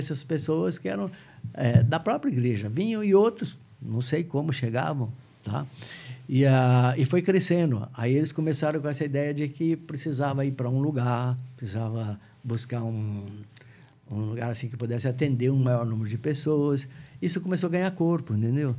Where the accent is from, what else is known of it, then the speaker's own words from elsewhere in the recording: Barretos, São Paulo, Brazil; moved away as an adult; nascido em Barretos, né? Vivi em Barretos até mais ou menos 20 anos de idade, por aí.